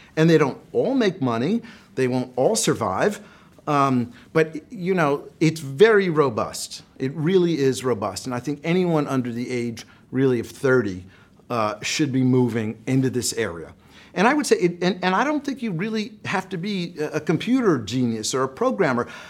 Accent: United States; I'm an American.

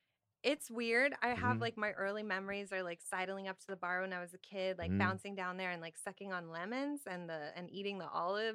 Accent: Stratford, Ontario, Canada; now in Toronto, Canada; until I was 16. I left home and moved to the city, to Toronto. But I was born in, well, technically I was born in Stratford.

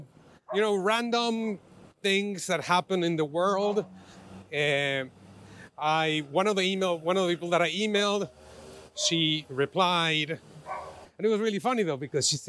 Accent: Mexico City, Mexico; moved away as an adult; also born or lived in Bay Area, United States; now in San Francisco, United States; I'm originally from Mexico City. I lived in the Bay Area for 12 years now, and I've been in San Francisco for the last 2.5.

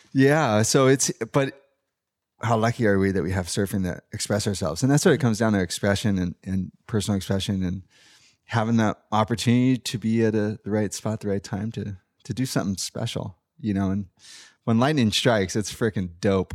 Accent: San Clemente, California, United States; growing up in San Clemente

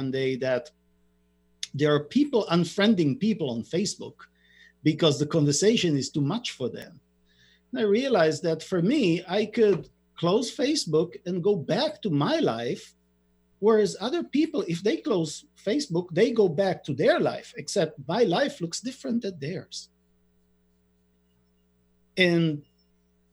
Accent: Israel; I'm born and raised in Israel

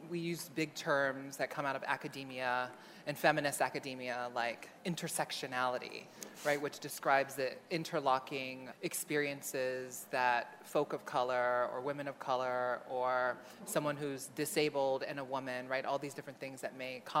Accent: Honolulu, Hawaii, United States; I grew up in Honolulu, Hawaii. I was born my parents' firstborn son, the middle of five kids. Um, I grew up in, on the island of Oahu in a lower income neighborhood called Kalihi.

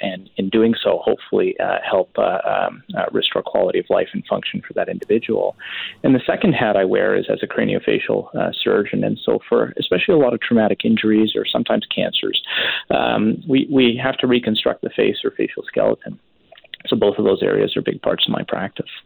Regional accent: Richmond, British Columbia, Canada; born or raised there; now in Surrey, Canada

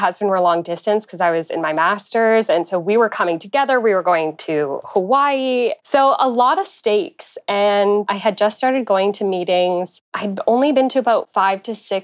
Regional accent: Ottawa, Ontario, Canada; I'm from Ottawa, Canada

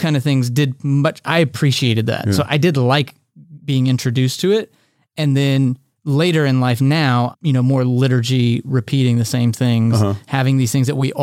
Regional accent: Texas, United States; growing up in Texas, we said the Lord's Prayer before every baseball game.

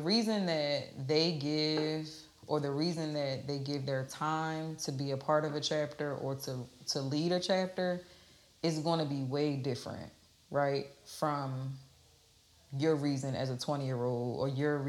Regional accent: New Jersey, United States; And so I'm from New Jersey, and our passion looked like you look like you want to fight, right?

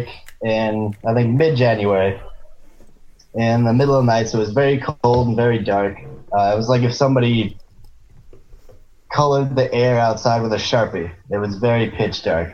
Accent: rural Maryland, United States; This is like East Coast rural Maryland, like farm country.

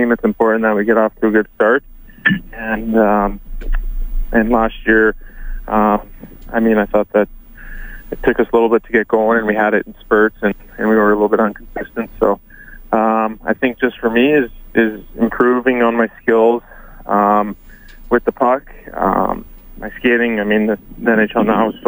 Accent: St. Albert, Alberta, Canada; I'm from St. Albert

